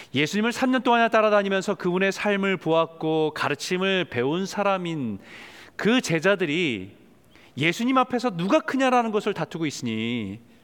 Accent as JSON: {"language": "Korean", "country": "South Korea", "said": "한국에서 태어나고 자란 사람들은"}